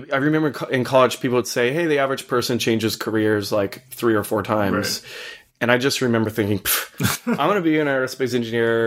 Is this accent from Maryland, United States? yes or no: no; Boulder, Colorado, United States; I grew up in Boulder, Colorado